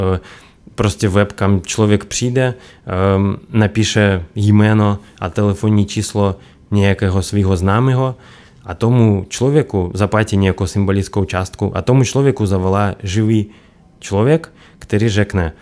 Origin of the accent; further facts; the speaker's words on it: Belarus; Czech is a second language; moved away as an adult; now in Czech Republic; já jsem z Běloruska původem. Tam jsem bydlel 17 let